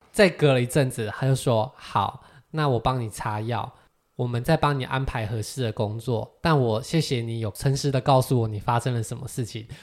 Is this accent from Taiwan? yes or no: yes; Taiwan; “台湾。”